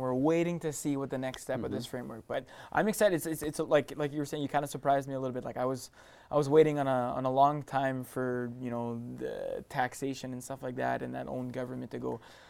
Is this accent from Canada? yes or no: yes; St. Pierre-Jolys, Manitoba, Canada; there's a young lady from St. Pierre, where the neck of the woods where I'm from